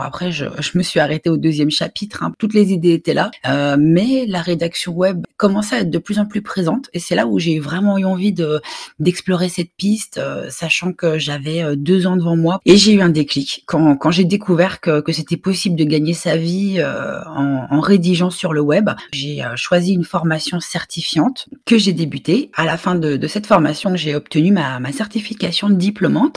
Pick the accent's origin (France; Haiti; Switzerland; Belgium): Belgium; Brussels, Brussels-Capital Region; je suis originaire de Belgique, je suis née à, Bruxelles